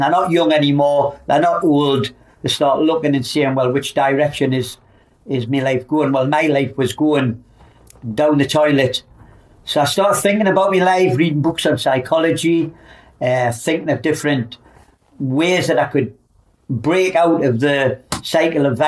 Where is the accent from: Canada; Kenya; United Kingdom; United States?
United Kingdom; Newcastle upon Tyne, North East England; I'm from Byker in the northeast of England, and I'm the oldest of five kids.